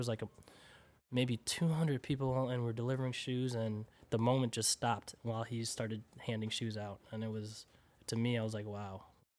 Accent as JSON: {"language": "English", "country": "Philippines", "said": "proud Filipino, every time I go back to the Philippines, I'm so proudful. I'm like, man, dude, I love being a Filipino, you know?"}